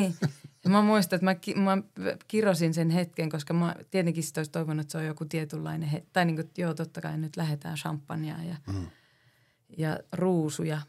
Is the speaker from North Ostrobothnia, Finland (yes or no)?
yes; Oulu, North Ostrobothnia, Finland; mä oon Oulusta